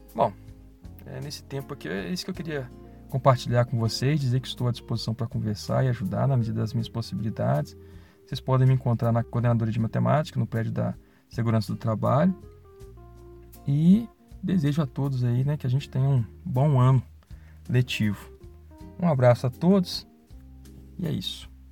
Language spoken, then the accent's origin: Portuguese; Belo Horizonte, Minas Gerais, Brazil; moved away as an adult; now in Ouro Preto, Brazil; Sou de Belo Horizonte